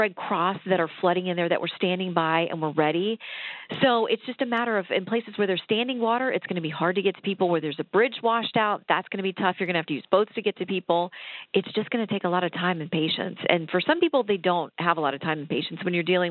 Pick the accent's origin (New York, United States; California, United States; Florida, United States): Florida, United States; South; also born or lived in Tallahassee, Florida / Tampa, Florida; I grew up in, well, South Florida for the first half of my childhood. And then when I was in high school, we moved to Tallahassee.